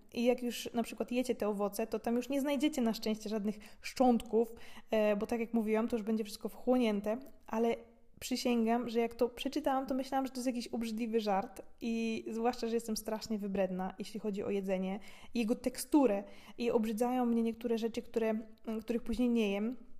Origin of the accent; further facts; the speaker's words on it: Gorzów Wielkopolski, Lubusz Voivodeship, Poland; moved away as an adult; now in Austria; u mnie w Gorzowie są takie duże górki, jedna z blisko szpitala koło Kastoramy